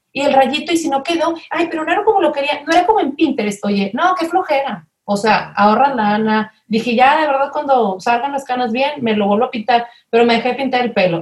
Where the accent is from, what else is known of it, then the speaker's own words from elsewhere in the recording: Monterrey, Nuevo León, Mexico; soy de aquí de Monterrey